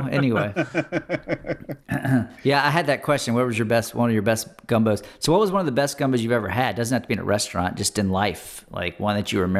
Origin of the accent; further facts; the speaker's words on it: Baton Rouge, Louisiana, United States; moved away; I grew up in Baton Rouge at Don Seafood on Airline Highway.